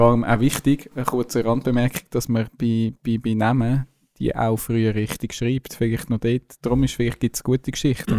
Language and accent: German; Zurich, Switzerland; Als Zürcher